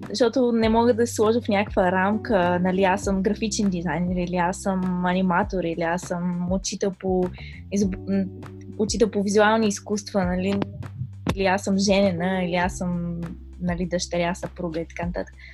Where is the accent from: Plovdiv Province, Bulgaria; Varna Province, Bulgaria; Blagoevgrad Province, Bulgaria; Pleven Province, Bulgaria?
Pleven Province, Bulgaria; Pleven; now in Nanjing, China; съм от Плевен, България, обаче в момента се намирам в Нанджинг, Чайна, Китай.